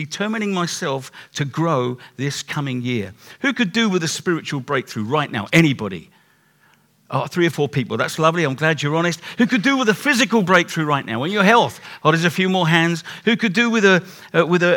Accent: England, United Kingdom; We're too English

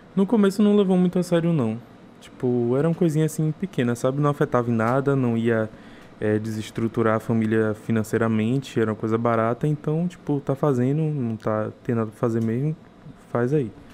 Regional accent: Taperoá, Bahia, Brazil; now in Salvador, Brazil; Sou de Itaperoá, interior da Bahia

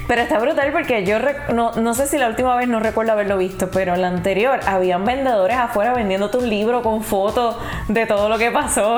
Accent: Puerto Rico; yo no estoy en Puerto Rico, no estoy en mi país

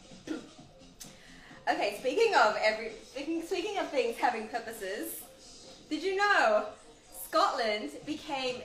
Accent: Australia; moved away; I grew up in Australia with no people of color being really represented

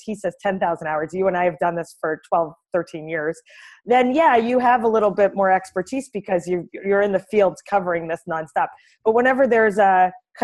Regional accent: Canada; moved away as an adult; now in New York, United States; from Canada originally, as you know, but I've lived in New York for 10 years

